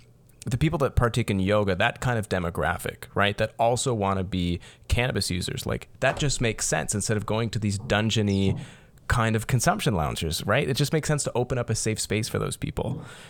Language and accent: English; Windsor, Ontario, Canada; so I'm from Windsor, Ontario, here down in South Ontario.